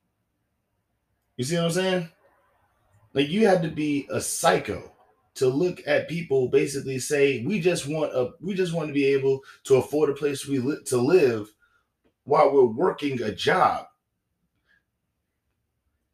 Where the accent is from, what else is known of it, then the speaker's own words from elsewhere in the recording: the South, United States; I'm from the South